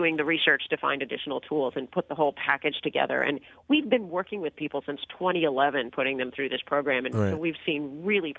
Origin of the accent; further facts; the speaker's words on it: San Diego, California, United States; I grew up in San Diego and became a skier.